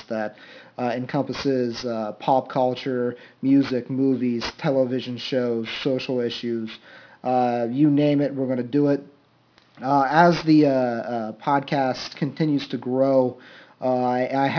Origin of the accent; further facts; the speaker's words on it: Ohio, United States; I am from Ohio